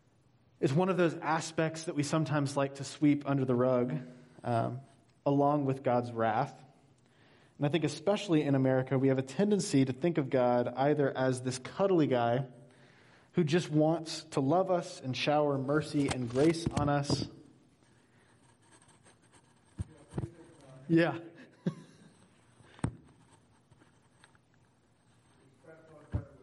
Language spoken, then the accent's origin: English; Georgia, United States; now in Hanover, New Hampshire, United States; I'm originally from Georgia, and my whole life growing up, I was determined to get somewhere that was finally colder